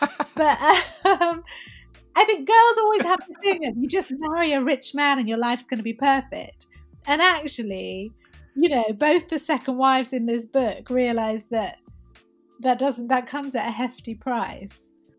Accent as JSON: {"language": "English", "country": "Syria", "tie": "born or raised there", "said": "like I was raised in Syria. So, you know, I don't have that anti-Arab sentiment that a lot of people do."}